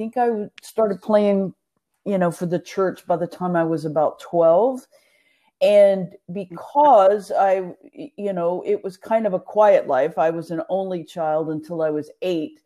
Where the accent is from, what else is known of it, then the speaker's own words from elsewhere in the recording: Nacogdoches, Texas, United States; also born or lived in Pensacola, Florida / Houston, Texas / Austin, Texas / Belton, Texas; I am originally from Texas. I born in Pensacola, Florida